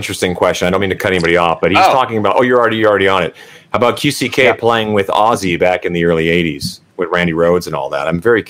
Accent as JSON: {"language": "English", "town": "Lanigan", "region": "Saskatchewan", "country": "Canada", "tie": "born or raised there", "said": "where I grew up in Lanigan"}